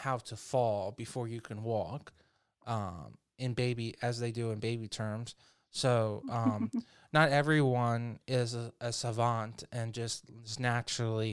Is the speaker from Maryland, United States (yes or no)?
yes; Maryland, United States; I grew up in Maryland